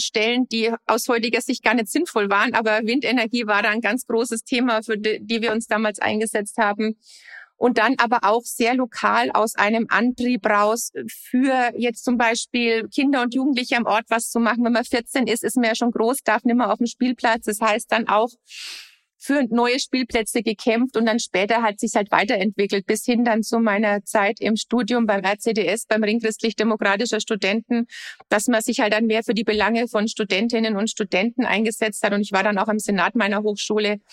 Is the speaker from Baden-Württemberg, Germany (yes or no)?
no; Lower Franconia, Bavaria, Germany; also born or lived in United States; aus meiner Heimat, aus Unterfranken